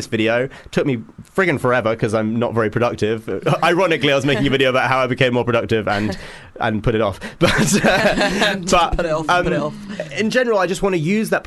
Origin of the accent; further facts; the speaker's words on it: Hitchin, East of England, United Kingdom; a fellow Hitchinite